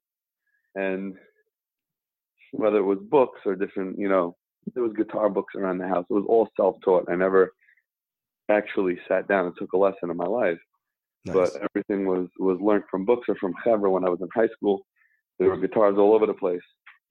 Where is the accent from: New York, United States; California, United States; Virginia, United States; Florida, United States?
New York, United States; New York City; I grew up in Kew Gardens Hills